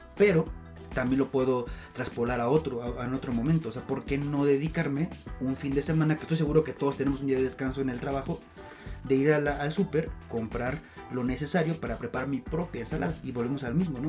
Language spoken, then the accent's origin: Spanish; Mexico City, Mexico; no somos chilangos, somos citadinos